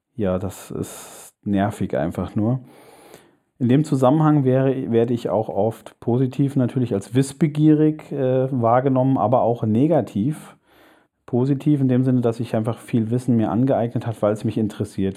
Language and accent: German; Germany; zunächst einmal bin ich ein Deutscher